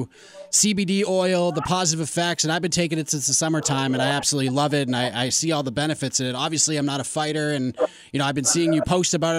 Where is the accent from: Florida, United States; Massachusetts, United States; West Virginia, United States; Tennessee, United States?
Massachusetts, United States; Boston; I grew up in the Boston area.